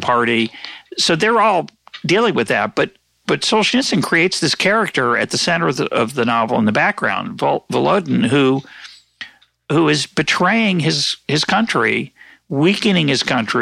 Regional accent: United States; as an American

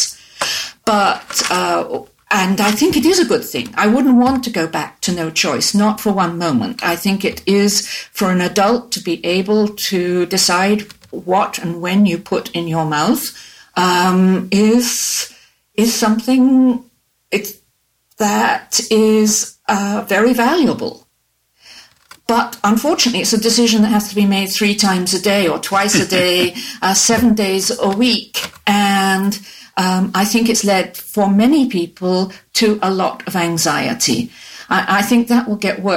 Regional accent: England, United Kingdom; moved away; also born or lived in United States; I grew up and in the British school I went

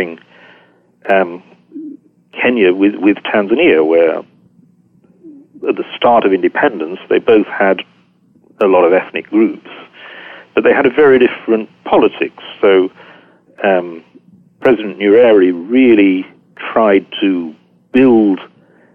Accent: Yorkshire and the Humber, United Kingdom; I'm strongly identify as a Yorkshireman

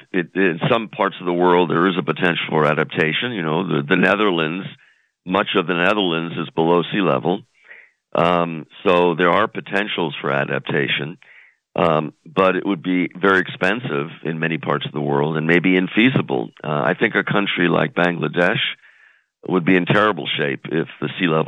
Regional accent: New York, United States; moved away; I grew up in New York, so I still have you know fond fond memories.

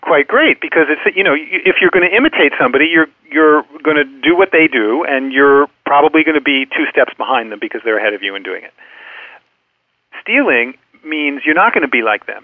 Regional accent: United States; As an American

